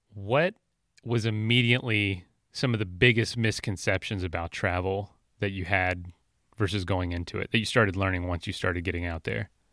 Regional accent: Florida, United States; where I grew up in Florida

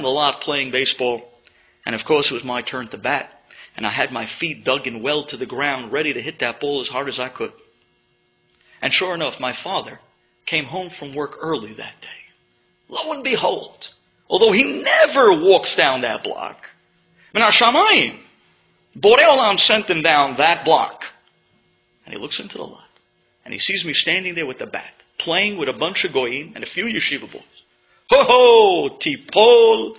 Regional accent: New York City, New York, United States; When I was growing up in Avenue L, where my parents lived and continue to live

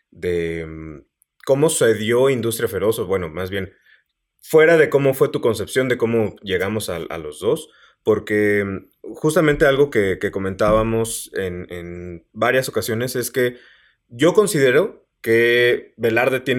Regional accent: San Luis Potosí, Mexico; Yo soy de San Luis Potosí.

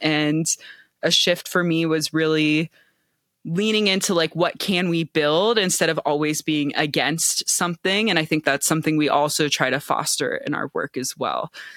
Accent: Cincinnati, Ohio, United States; also born or lived in Bay Area; now in New Mexico, United States; I'm from Cincinnati originally.

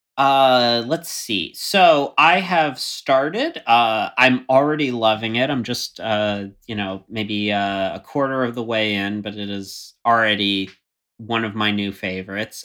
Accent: Florida, United States; moved away; I grew up in Florida

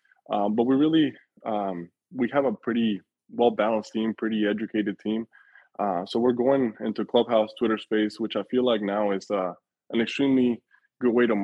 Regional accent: Mexico City, Mexico; my family is from Mexico. I was born in Mexico City.

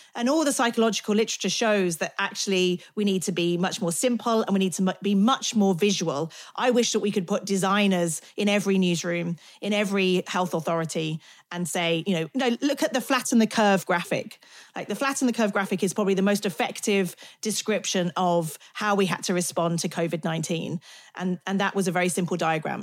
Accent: United Kingdom; I'm British

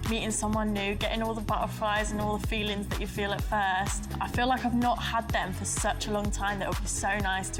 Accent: Luton, East of England, United Kingdom; also born or lived in Spain; now in Manchester, United Kingdom; I'm 25 years old. I'm a makeup artist and I'm from Luton.

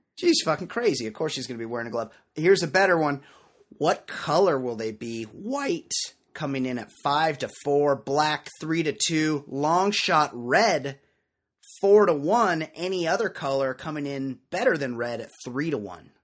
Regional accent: West Coast, United States; growing up on the West Coast, where I'm from

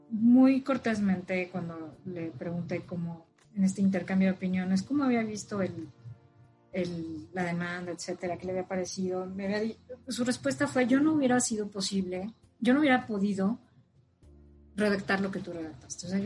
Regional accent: Mexico

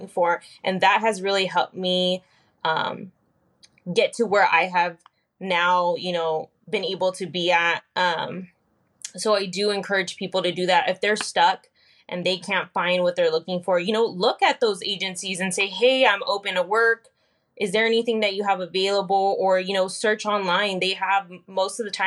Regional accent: Fresno, California, United States; also born or lived in Selma, California; I was born and raised kind of in the Fresno area. Grew up a little bit in Fresno and then moved off to Selma, California, which isn't too far from Fresno.

